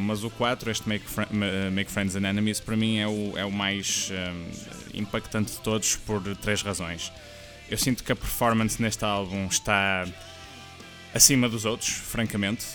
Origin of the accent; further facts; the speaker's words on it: Portugal; sendo nós portugueses